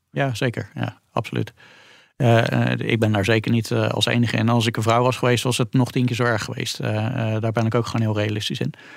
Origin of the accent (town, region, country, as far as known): Netherlands